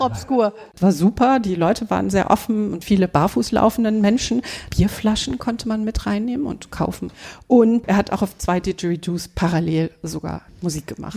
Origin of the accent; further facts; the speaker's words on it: Hochdahl, North Rhine-Westphalia, Germany; ich bin in Hochtal groß geworden